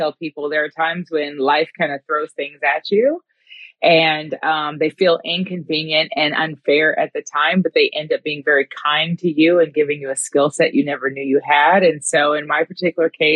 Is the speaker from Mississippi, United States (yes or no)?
no; Newport Beach, California, United States; my hometown